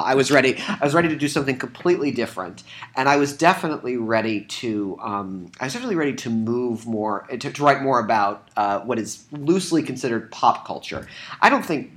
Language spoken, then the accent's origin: English; Southeast Michigan, United States; born or raised there